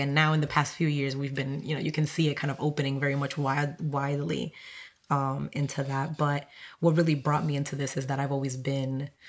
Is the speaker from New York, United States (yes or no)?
no; Roxbury, Massachusetts, United States; English is a second language; came here when I was 13, didn't speak English, you know, had to go to a bilingual school, but that's, I grew up in Roxbury.